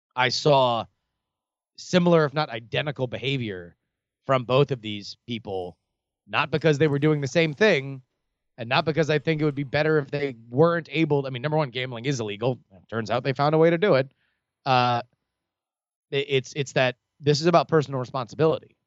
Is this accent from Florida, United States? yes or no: yes; Davie, Florida, United States; where I grew up in Davie